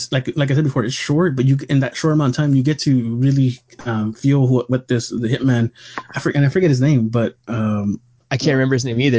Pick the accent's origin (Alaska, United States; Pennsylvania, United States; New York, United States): New York, United States; Brooklyn; I'm from Brooklyn. I have been going to Coney Island since I was a kid